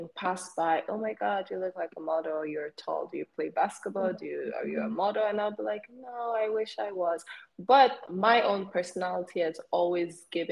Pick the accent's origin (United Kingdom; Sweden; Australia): Sweden; Learn my Swedish because you know I'm from Sweden